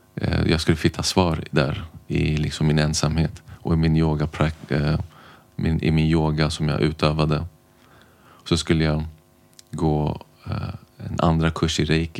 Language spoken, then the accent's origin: Swedish; Stockholm, Stockholm County, Sweden; är född och uppvuxen i Stockholm har bott här mer eller mindre hela mitt liv.